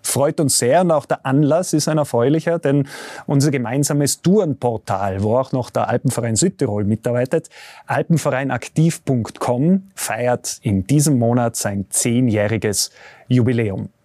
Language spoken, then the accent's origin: German; Tyrol, Austria; Bei uns in Tirol